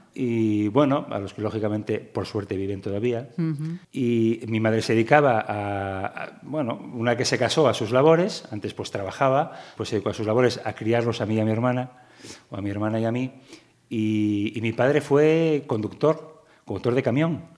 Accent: Gijón, Asturias, Spain; también nací en, en Gijón y, como asturiano

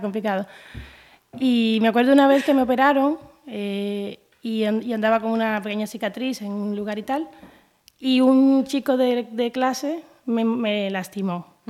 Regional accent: Havana, Cuba; now in Galicia, Spain; Yo soy cubana de La Habana, ciudad de La Habana. Yo soy capitalina.

